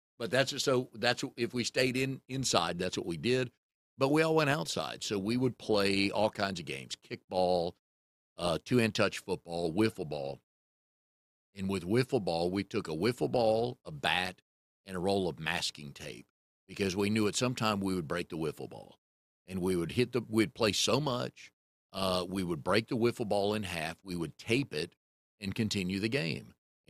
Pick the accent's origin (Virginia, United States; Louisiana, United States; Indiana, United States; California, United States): Virginia, United States; Fairfax; So it was a lot of fun growing up in Fairfax.